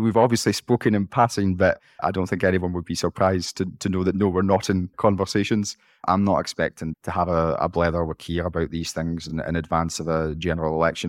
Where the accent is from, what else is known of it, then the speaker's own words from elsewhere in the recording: Scotland, United Kingdom; as a Scottish politician